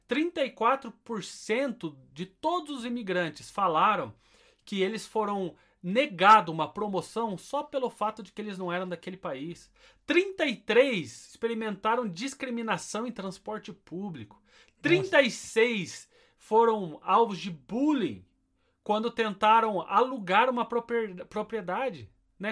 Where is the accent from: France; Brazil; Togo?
Brazil; moved away as an adult; also born or lived in Beja, Portugal; now in England; eu sou brasileiro e amo ser brasileiro